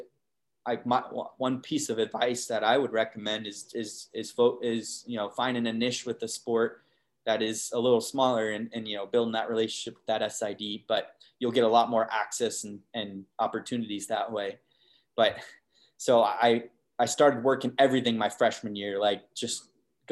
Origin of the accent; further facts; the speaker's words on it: Arizona, United States; I'm born and raised in Arizona, so it would have been tough for me to leave Arizona